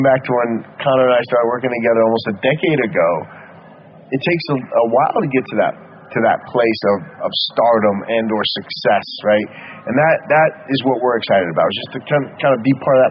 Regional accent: Baghdad, Baghdad Governorate, Iraq; moved away; also born or lived in United States; I was born in Iraq, Baghdad, Iraq

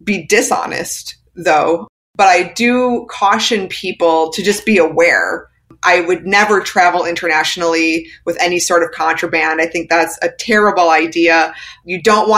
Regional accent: United States; I'm an American

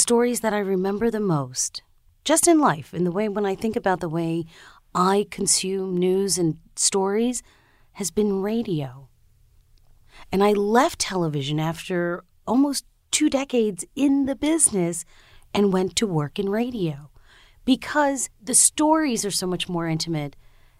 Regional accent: Long Island, New York, United States; also born or lived in Brooklyn, New York; I was born in New York, in Brooklyn, New York, and raised on Long Island, and I'm American, but I'm also the child of immigrants. My mom is from Haiti. My dad is from Trinidad.

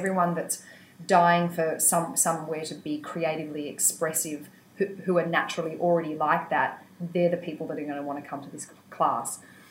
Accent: Wingham, New South Wales, Australia; Wingham, Killebark, really, which is outside Wingham, which is outside Taree, which is about 400 k's north of Sydney.

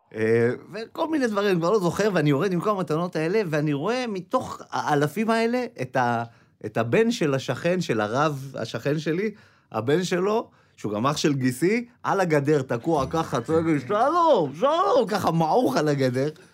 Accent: Tirat Carmel, Haifa District, Israel; אני בא מעיר קטנה שהיה לה שם מאוד בעייתי אה, כשהיינו ילדים, טירת כרמל

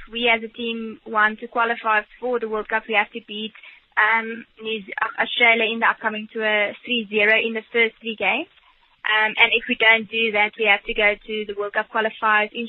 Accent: South Africa

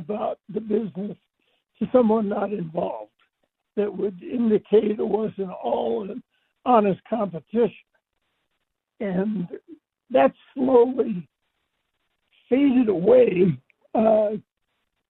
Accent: Detroit, Michigan, United States; moved away; also born or lived in Dallas; I grew up outside Detroit

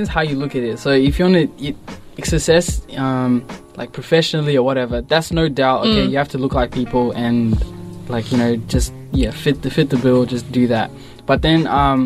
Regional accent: Footscray, Victoria, Australia; I came from Footscray

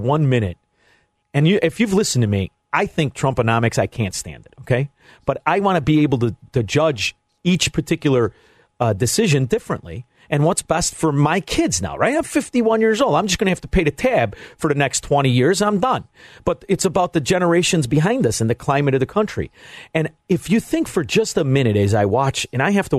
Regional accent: Chicago, Illinois, United States; also born or lived in Florida; I'm from Chicago, Illinois

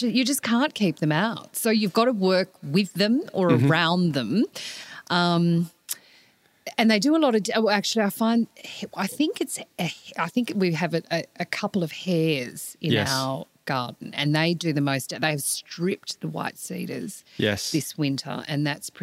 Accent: near Adaminaby, New South Wales, Australia; when I was growing up near Adaminaby

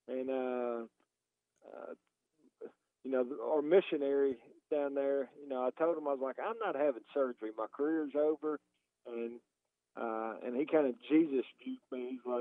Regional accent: Hendersonville, Tennessee, United States; I grew up in a town just north of Nashville, born and raised, still live there today in Hendersonville, Tennessee.

